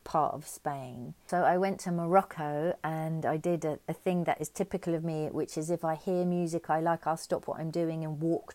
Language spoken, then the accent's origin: English; London, United Kingdom; now in Auckland, New Zealand; I grew up in Finsbury Park in London.